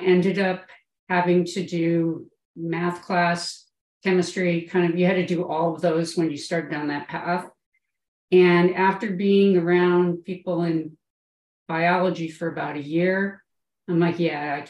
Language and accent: English; Chicago, Illinois, United States; moved away as an adult; now in Phoenix, United States; I grew up in Chicago